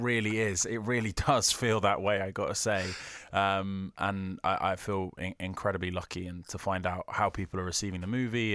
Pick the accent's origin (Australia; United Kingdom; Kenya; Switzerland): United Kingdom; I'm too British